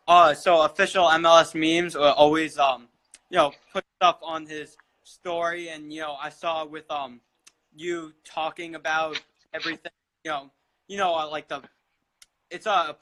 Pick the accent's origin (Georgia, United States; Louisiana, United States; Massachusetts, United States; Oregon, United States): Georgia, United States; Atlanta; now in New York, United States; I live in New York, but I'm from Atlanta originally